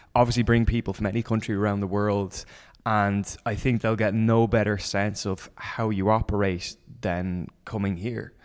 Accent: Dublin, Leinster, Ireland; I'm from Dublin

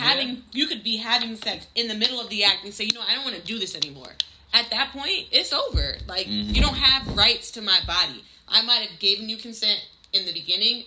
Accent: Connecticut, United States

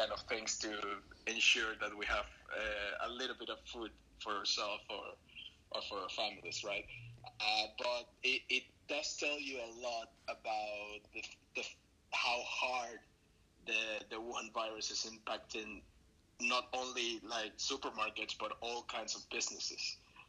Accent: Venezuela; also born or lived in Italy / Chicago, United States / Madrid, Spain; I'm originally from Venezuela. I'm currently in Venezuela as well.

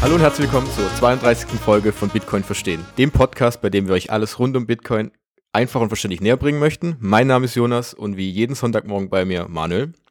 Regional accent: Germany; bei uns in Deutschland

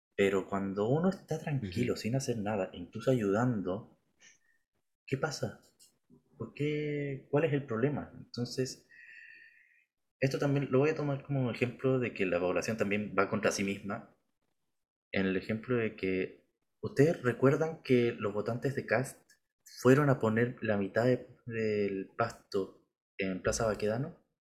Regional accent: Chile; somos chilenos

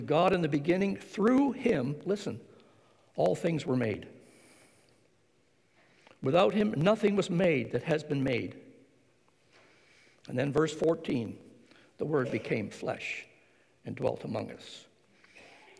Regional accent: Ontario, Canada; My father raised us on American money because he worked across the border in Detroit

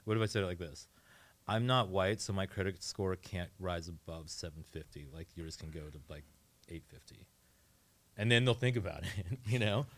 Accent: Northern Virginia, United States; now in Portland, United States; I grew up in Northern Virginia, like, right outside of D C

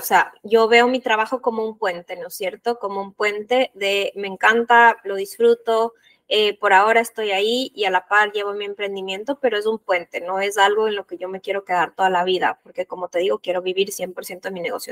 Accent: Ecuador; yo soy de Ecuador

